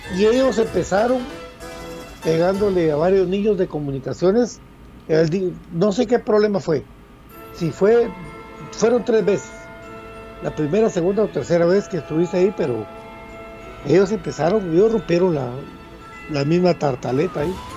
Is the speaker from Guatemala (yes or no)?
yes; Guatemala; como guatemalteco